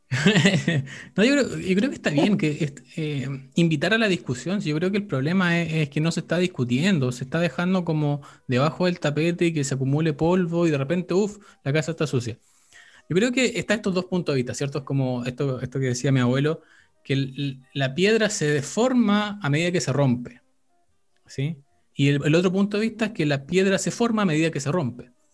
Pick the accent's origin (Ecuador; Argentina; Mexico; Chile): Chile; somos chilenos